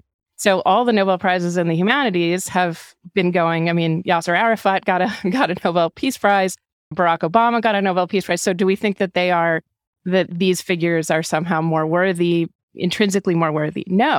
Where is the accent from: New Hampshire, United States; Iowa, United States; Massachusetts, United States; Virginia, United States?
New Hampshire, United States; Hanover; I grew up in Hanover, New Hampshire.